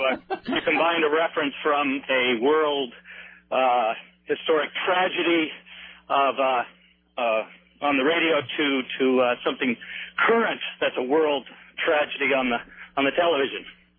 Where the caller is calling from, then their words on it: Portland, United States; Portland. I am the delivery man, ….